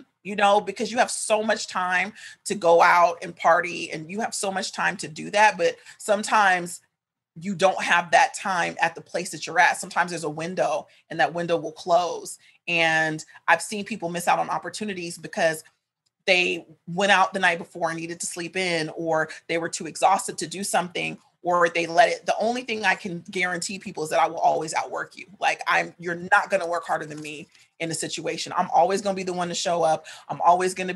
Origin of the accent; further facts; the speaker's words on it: Sacramento, California, United States; moved away as an adult; now in Los Angeles, United States; I was raised in Sacramento, but both my parents are from here